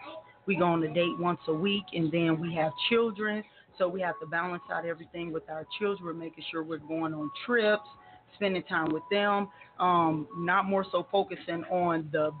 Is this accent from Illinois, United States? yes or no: yes; Chicago, Illinois, United States; I am from Chi-Town.